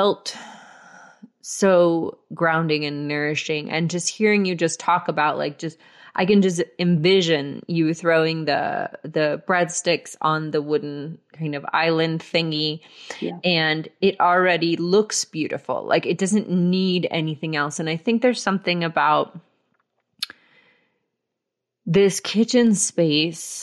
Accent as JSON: {"language": "English", "town": "Marietta", "region": "Georgia", "country": "United States", "tie": "born or raised there", "said": "I grew up in Marietta, Georgia"}